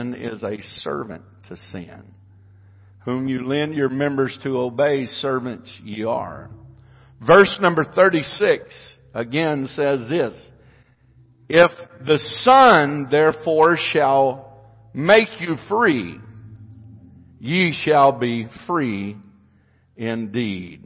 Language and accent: English; United States; I am an American